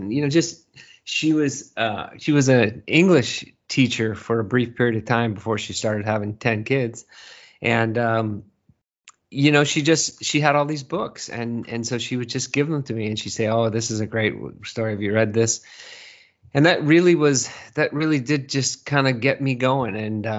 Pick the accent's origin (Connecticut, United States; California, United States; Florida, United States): California, United States; Burlingame; moved away as an adult; now in Seattle, United States; No, I grew up in Burlingame, California. And I lived there in the Bay Area up until I was probably 30. I was probably 36, 37 when we moved to Seattle.